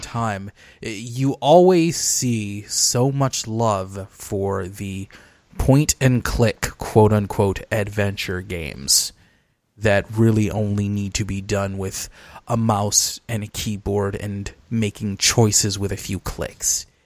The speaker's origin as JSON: {"language": "English", "town": "Detroit", "region": "Michigan", "country": "United States", "tie": "born or raised there", "said": "my hometown of Detroit"}